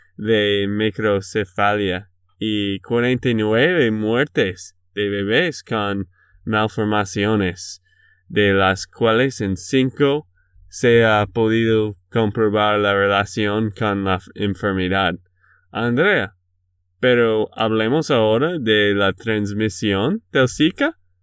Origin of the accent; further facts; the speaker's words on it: Texas, United States; de Texas, Estados Unidos